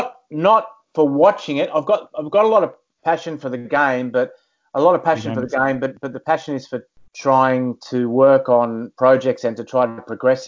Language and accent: English; Wollongong, New South Wales, Australia; I'm not from Dapto, by the way. I'm from Windhag. Which is the southern suburbs of Wollongong.